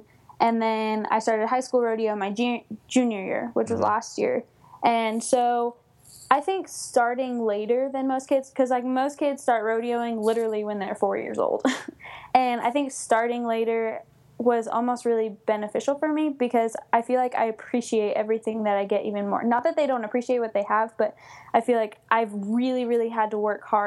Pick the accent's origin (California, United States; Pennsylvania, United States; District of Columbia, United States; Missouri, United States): California, United States; Coleville; also born or lived in Los Angeles, California / Douglas High School (Nevada?); I was born in Los Angeles, and then we moved up to Colville, California